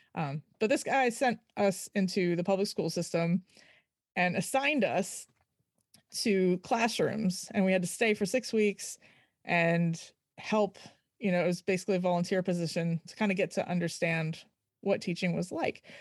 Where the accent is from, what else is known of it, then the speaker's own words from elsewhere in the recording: Virginia, United States; also born or lived in Florida / Maryland; I grew up in Virginia